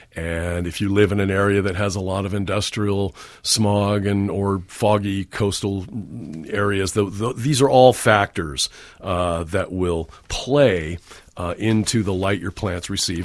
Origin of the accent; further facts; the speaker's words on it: San Francisco Peninsula, California, United States; I grew up on the San Francisco Peninsula